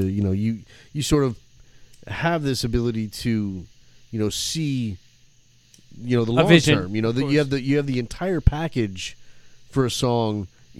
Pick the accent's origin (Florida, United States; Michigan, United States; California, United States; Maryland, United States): Michigan, United States; Flint; growing up in Flint, you know, in Michigan. Flint, Michigan, outskirts, Swartz Creek, all those little towns